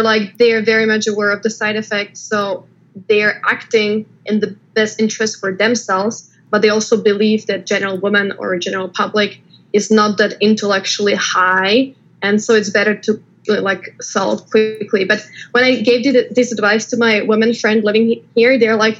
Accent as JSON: {"language": "English", "country": "Slovakia", "tie": "born or raised there", "also_born_or_lived": "China / Taiwan / London", "moved": "as an adult", "lives_now": "United States", "said": "I was born in Slovakia. I came to the United States with my husband, who got a job here."}